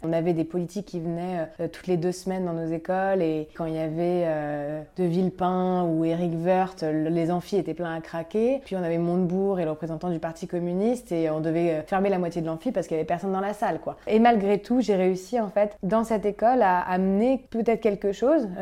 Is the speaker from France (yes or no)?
yes; Paris, Île-de-France, France; je suis née et grandie à Paris